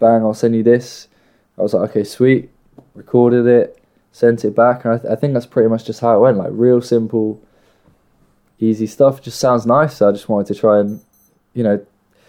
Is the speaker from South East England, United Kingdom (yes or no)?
no; Nottingham, East Midlands, United Kingdom; from Notts. 0115